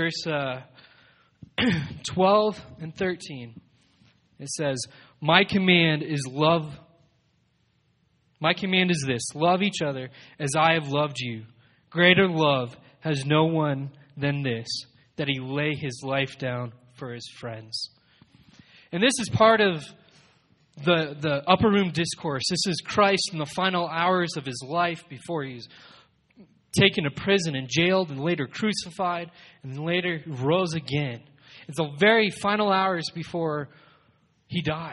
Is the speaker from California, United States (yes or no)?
no; Colorado Springs, Colorado, United States; I was born and raised in Colorado Springs